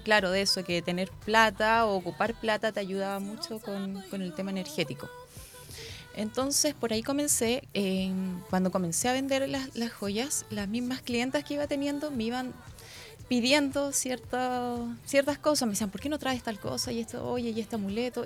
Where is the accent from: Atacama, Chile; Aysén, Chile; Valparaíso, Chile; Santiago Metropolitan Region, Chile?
Valparaíso, Chile; moved away as an adult; now in Concepción, Chile; soy de Valparaíso, así que soy porteña